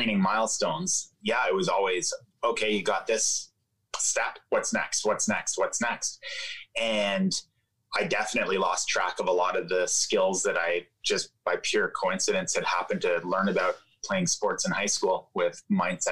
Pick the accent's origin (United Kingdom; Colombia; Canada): Canada; Ottawa, Ontario; I was growing up in Ottawa, Canada. That's where I grew up